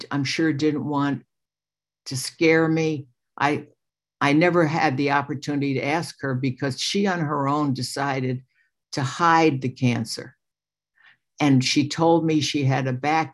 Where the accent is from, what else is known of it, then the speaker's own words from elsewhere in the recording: New York City, New York, United States; I was born May 24th, 1945, into a Jewish family in New York. I was born in Brooklyn, New York